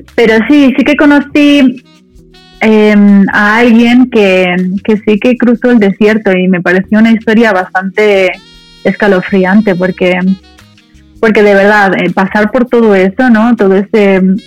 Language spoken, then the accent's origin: Spanish; Madrid, Community of Madrid, Spain; also born or lived in Dominican Republic; me considero más española que dominicana porque em, porque me he criado en España a los cinco años, nos mudamos todos a, Madrid